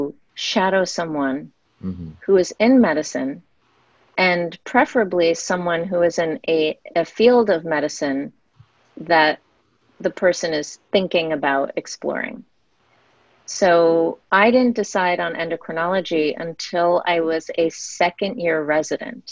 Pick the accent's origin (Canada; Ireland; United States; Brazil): United States; being an Indian American